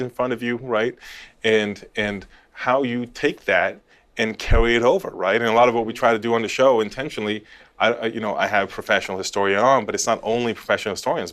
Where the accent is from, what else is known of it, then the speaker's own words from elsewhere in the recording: Los Angeles, California, United States; I grew up in Los Angeles in California.